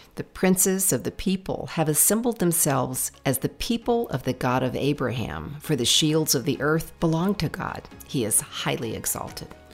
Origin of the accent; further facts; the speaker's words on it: the South, United States; moved away; I grew up in the South